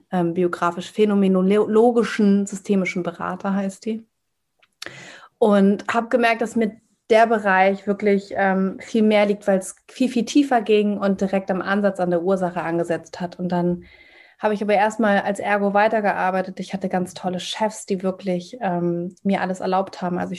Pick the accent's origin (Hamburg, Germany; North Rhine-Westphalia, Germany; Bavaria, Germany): Hamburg, Germany; ich bin 34 Jahre alt, komme aus Hamburg, bin Hamburger Dern, bin hier geboren und aufgewachsen.